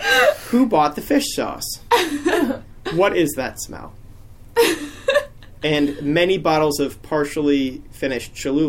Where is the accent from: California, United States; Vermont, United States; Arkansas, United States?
Vermont, United States; Sutton; moved away as an adult; now in Austin, United States; I'm from Sutton, Vermont.